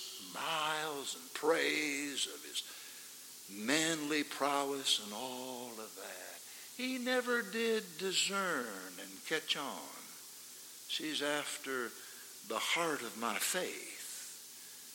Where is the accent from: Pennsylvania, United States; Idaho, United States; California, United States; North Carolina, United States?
Idaho, United States; We come from Idaho